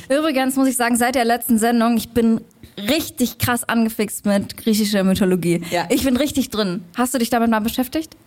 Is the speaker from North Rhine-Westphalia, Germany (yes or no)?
no; Leipzig, Saxony, Germany; ich komme aus Leipzig